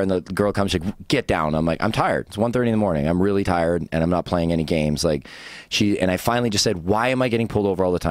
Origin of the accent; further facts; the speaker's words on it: British Columbia, Canada; I'm a Canadian, so I was like, you can't kick me out of my own country.